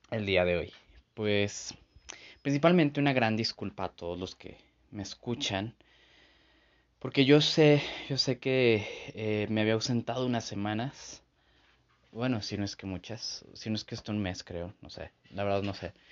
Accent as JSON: {"language": "Spanish", "region": "San Luis Potosí", "country": "Mexico", "said": "soy de San Luis Potosí, entonces aquí se hace un súper relajo, en serio."}